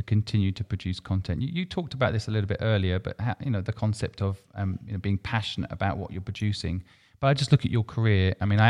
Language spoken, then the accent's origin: English; England, United Kingdom; moved away; also born or lived in Hong Kong; I personally lived in Hong Kong for 20 years and lived in England for 20 years. And so it's fascinating. I grew up in England